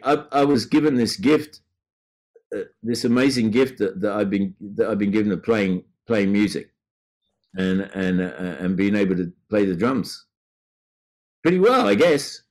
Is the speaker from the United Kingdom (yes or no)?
yes; Brighton, South East England, United Kingdom; moved away; my hometown in Brighton.